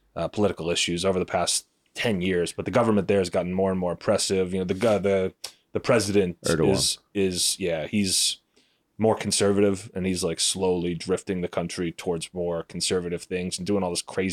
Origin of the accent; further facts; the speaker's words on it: United States; as an American citizen